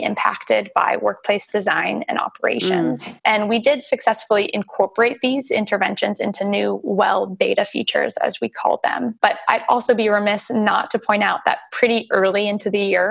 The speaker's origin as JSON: {"language": "English", "region": "California", "country": "United States", "moved": "yes", "lives_now": "Australia", "said": "I'm from California"}